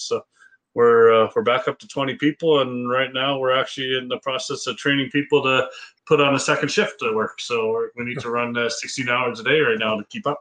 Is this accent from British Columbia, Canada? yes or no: no; Edson, Alberta, Canada; I grew up in Edson